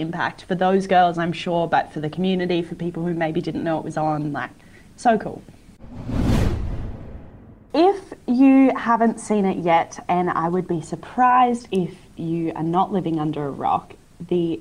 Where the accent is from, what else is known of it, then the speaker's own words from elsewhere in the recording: Queensland, Australia; as a Queenslander